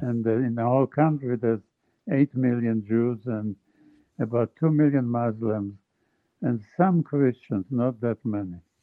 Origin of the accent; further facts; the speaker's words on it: Jerusalem, Jerusalem District, Israel; moved away; I grew up in Jerusalem